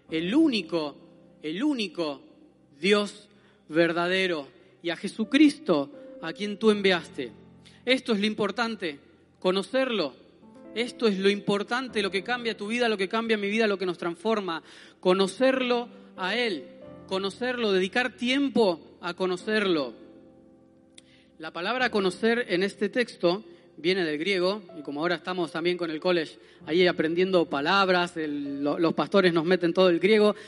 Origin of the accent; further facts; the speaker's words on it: Argentina; moved away; como argentinos nosotros